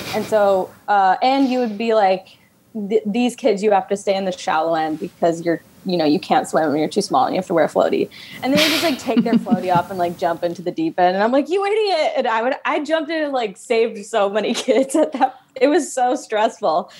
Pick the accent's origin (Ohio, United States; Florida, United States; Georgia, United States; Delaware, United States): Georgia, United States; Fayetteville; I grew up uh, in a suburb south of Atlanta. It's okay. Fayetteville, Georgia